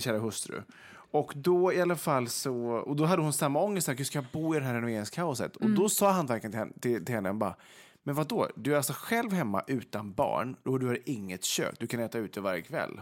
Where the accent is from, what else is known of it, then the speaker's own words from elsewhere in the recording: Vegby, Västra Götaland, Sweden; Vegby då, där jag kommer ifrån